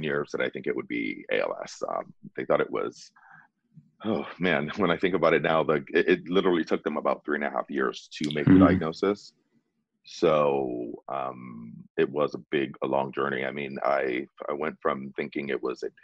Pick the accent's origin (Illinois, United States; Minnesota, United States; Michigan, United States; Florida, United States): Florida, United States; moved away as an adult; also born or lived in California; now in Bay Area, United States; I'm originally from Florida